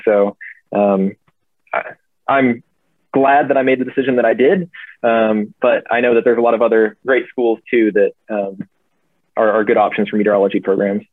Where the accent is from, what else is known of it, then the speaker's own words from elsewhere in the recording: Charleston, South Carolina, United States; moved away as an adult; now in Oklahoma, United States; I grew up in Charleston and we had tropical weather there